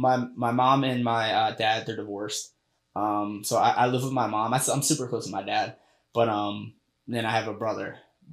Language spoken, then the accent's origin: English; Sicklerville, New Jersey, United States; also born or lived in Mount Holly, New Jersey; So I grew up in Sicklerville, New Jersey. I was, I was born in Mount Holly, and then we moved there. We moved to Sicklerville.